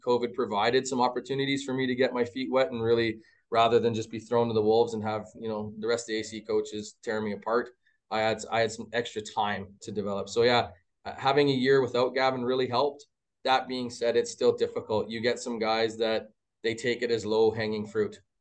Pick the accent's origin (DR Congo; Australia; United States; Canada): Canada; Mississauga, Ontario; now in Edmonton, Canada; I'm from Ontario originally, like, born and buried, grew up in Mississauga area